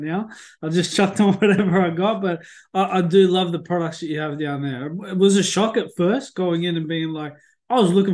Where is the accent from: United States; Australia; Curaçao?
Australia; Sunbury, Victoria; the town I grew up in Sunbury